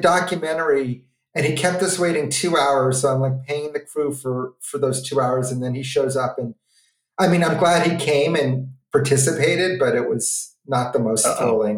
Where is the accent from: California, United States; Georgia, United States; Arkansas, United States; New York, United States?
New York, United States; New York City; my growing up in New York City